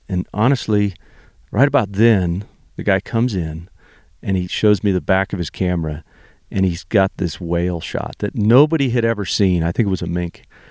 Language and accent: English; Santa Barbara, California, United States; I'm from Santa Barbara, California, was born and raised there